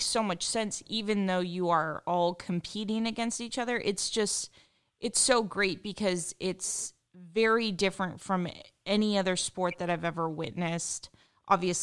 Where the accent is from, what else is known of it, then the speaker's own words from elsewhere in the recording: Pacific Northwest, United States; now in Southern California, United States; I'm from the Pacific Northwest originally. When I moved here